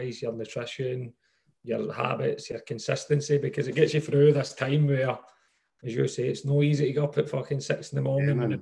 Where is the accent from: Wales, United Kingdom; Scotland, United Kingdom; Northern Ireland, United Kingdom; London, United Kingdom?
Scotland, United Kingdom; Hamilton; I grew up in Hamilton, mate. So my mum moved out to Hamilton when maybe I was about seven or eight years old.